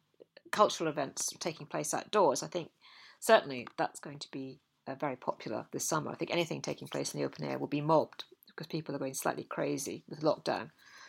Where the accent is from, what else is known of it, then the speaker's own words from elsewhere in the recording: Scotland, United Kingdom; And as a Scot, I'm always puzzled by this English obsession with Glastonbury Tor.